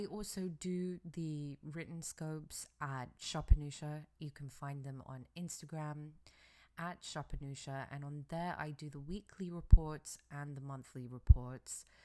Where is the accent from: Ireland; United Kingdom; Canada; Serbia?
United Kingdom; England; now in United States; I am originally from England, and I'm in America.